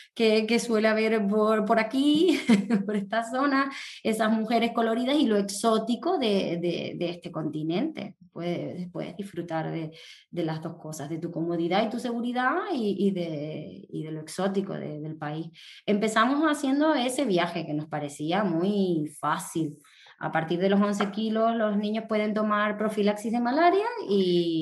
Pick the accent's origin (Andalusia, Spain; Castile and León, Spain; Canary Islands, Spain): Canary Islands, Spain; Tenerife; aquí en mi tierra, en Tenerife